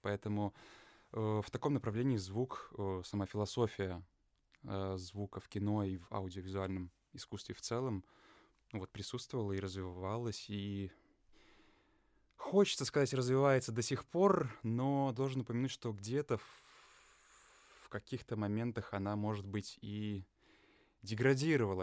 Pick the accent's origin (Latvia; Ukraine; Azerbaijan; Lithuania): Lithuania; moved away as an adult; also born or lived in England / Russia; я родился и вырос в Литве